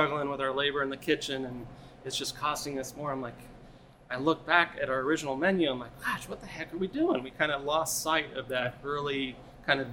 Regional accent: Roseville, United States; I grew up here in Roseville. I love Roseville.

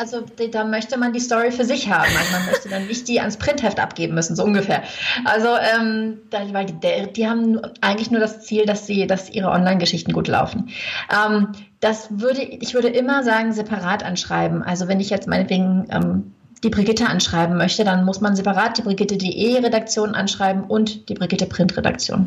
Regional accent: Germany; moved away as an adult; also born or lived in Lake Geneva, Switzerland; now in Switzerland; ich komme aus Deutschland

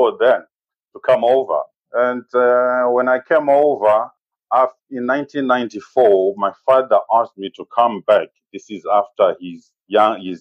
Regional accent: Zimbabwe; moved away as an adult; now in United Kingdom; Growing up in Zimbabwe

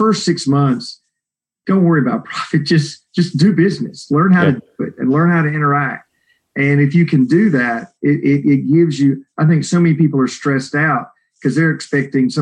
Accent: Texas, United States; I'm a Texan

